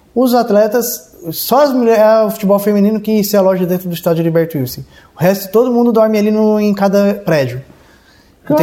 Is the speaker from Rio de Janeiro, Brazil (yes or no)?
no; Cocal do Sul, Santa Catarina, Brazil; also born or lived in Urussanga; Eu nasci em Uruçanga, mas morei de zero aos 18 anos em Cocal do Sul